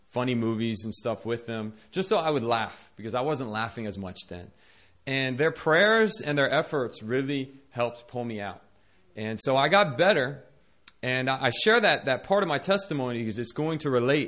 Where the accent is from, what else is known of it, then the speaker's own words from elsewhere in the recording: Northern Virginia, United States; moved away as an adult; now in South Korea; I was born in Northern Virginia to a Christian family, and I grew up in a Christian school